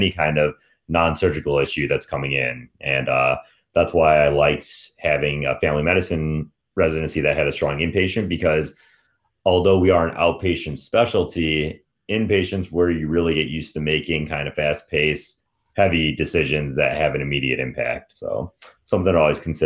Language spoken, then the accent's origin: English; Michigan, United States; I'm from Michigan